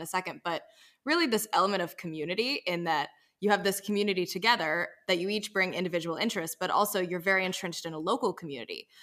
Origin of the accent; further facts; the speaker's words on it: United States; I grew up in North and South Carolina, but not here